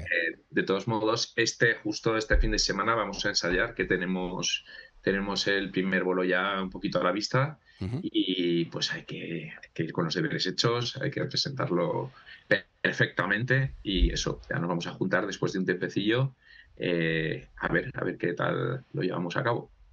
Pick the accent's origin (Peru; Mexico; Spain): Spain; Huesca, Aragon; somos muchos de Huesca, muchos de nosotros somos de Huesca, entonces eh, aquí se nos llama Fatos a los de Huesca